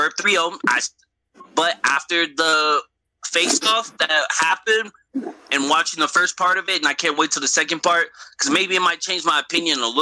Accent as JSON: {"language": "English", "region": "West Coast", "country": "United States", "said": "I'm from the West Coast."}